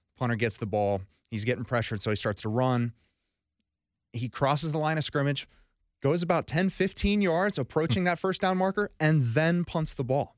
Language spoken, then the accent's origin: English; Columbus, Ohio, United States; born and raised in Columbus, a diehard Buckeye fan.